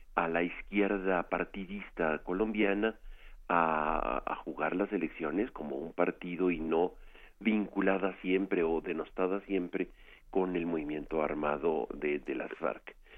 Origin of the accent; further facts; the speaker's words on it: Mexico; nosotros como mexicanos